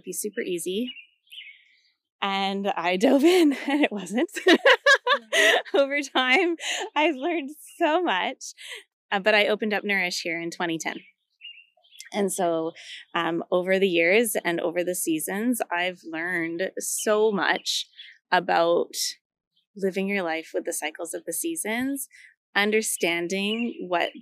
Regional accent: Vancouver, British Columbia, Canada; moved away as an adult; now in Victoria, Canada; I guess I was from Vancouver. And then when I moved over here

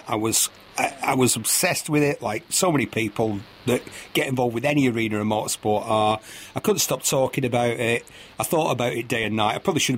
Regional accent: Bury, North West England, United Kingdom; I come from Bury, Lancashire, which is a small mill town

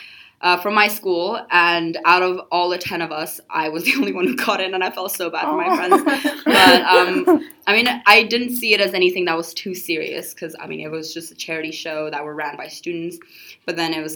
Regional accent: Hong Kong; I am a fully Nepalese, but I was born and raised in Hong Kong

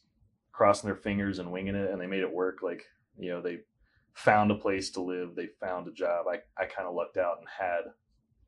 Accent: Virginia, United States; moved away as an adult; now in Colorado, United States; I'm from Virginia. I've been in Colorado for 5 years

